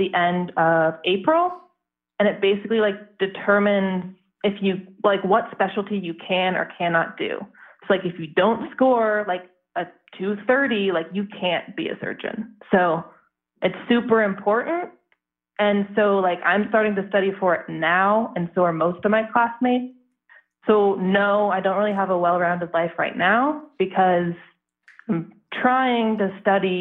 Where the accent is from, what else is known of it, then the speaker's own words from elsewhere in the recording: Colorado, United States; moved away; I'm from Colorado